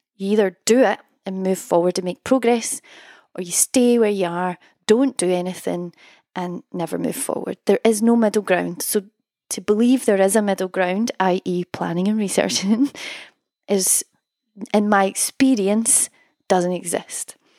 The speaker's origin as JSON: {"language": "English", "region": "Scotland", "country": "United Kingdom", "accent": "Scottish", "said": "my Scottish accent"}